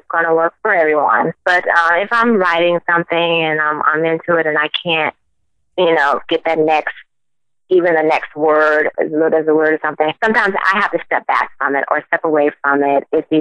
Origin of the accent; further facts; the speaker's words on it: Fort Lauderdale, Florida, United States; moved away as an adult; I was born and raised in Fort Lauderdale, Florida, all the way in the South.